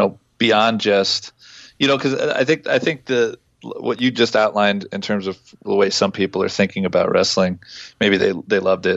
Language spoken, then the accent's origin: English; New Jersey, United States; I grew up in New Jersey, you know, when I was going to high school